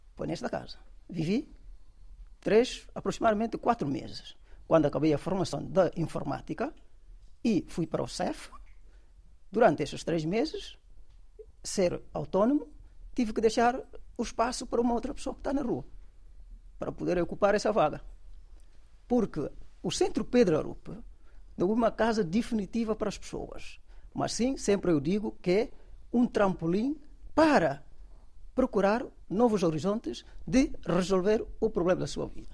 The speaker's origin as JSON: {"language": "Portuguese", "country": "Guinea-Bissau", "also_born_or_lived": "Dakar, Senegal", "moved": "as an adult", "lives_now": "Portugal", "said": "eu venho da Guiné"}